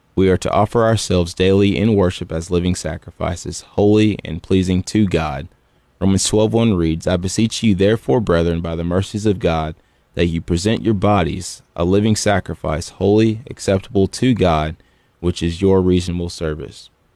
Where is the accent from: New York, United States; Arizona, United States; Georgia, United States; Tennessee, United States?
Tennessee, United States; Gallatin; also born or lived in Cookeville, Tennessee; originally, um, I'm from Gallatin, Tennessee